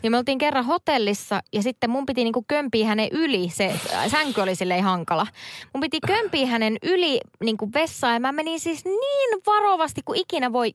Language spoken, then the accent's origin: Finnish; Central Finland, Finland; moved away; keskellä Suomea, mistä mä oon kotoisin